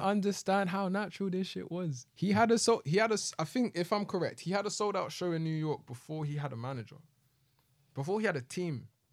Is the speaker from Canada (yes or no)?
no; United Kingdom; we're both from Southwest